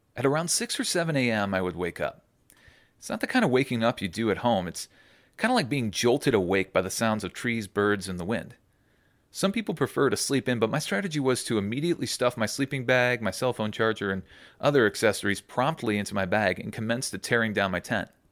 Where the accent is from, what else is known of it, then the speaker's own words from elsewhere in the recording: Cleveland, Ohio, United States; I grew up in Cleveland. Ohio